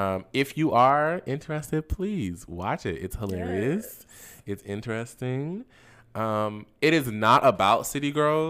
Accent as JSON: {"language": "English", "region": "Florida", "country": "United States", "said": "I'm from Florida, so I know."}